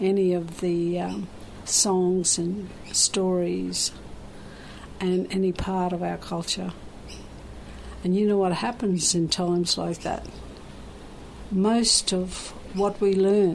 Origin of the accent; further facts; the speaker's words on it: Cherbourg, Queensland, Australia; I grew up on an Aboriginal community. It was a mission, a reserve